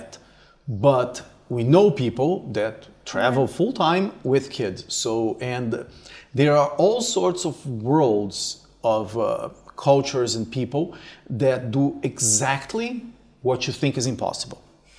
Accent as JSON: {"language": "English", "country": "Brazil", "also_born_or_lived": "Canada", "moved": "as an adult", "said": "me coming from Brazil"}